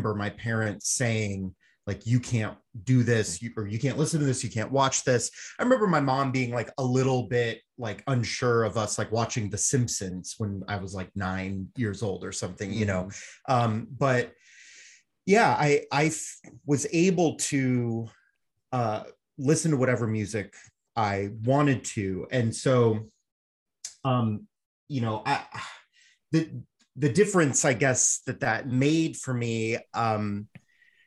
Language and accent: English; Southern California, United States; I grew up in Southern California around the same time as Jake